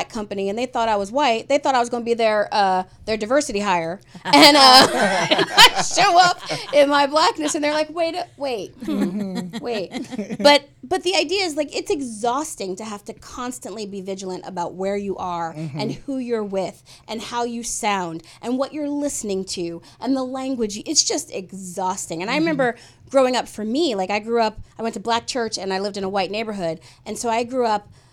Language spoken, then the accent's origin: English; United States; I grew up in American culture, but I also grew up in a Black family